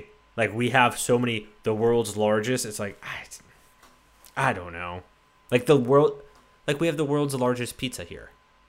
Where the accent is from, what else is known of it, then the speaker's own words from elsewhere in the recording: Texas, United States; I'm from Texas